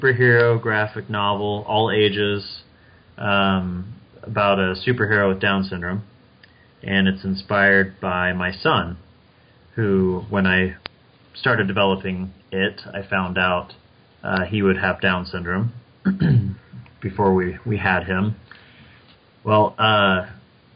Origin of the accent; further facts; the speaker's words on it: Kansas, United States; also born or lived in Wichita, Kansas; I was born in Kansas, grew up in a small town, and then I left the state for college and then ended up coming back after getting married. And that's how now I'm back in Wichita, Kansas.